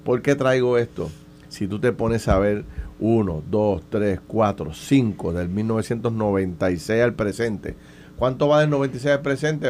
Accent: Puerto Rico

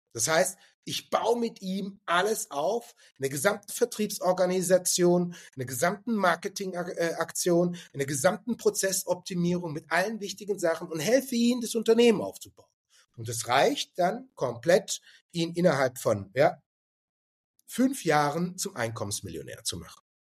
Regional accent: Stuttgart, Baden-Württemberg, Germany; moved away as an adult; ich komme ursprünglich aus Stuttgart und bin in Stuttgart geboren

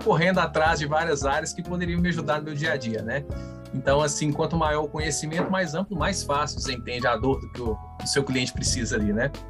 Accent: Minas Gerais, Brazil; Como bom mineiro

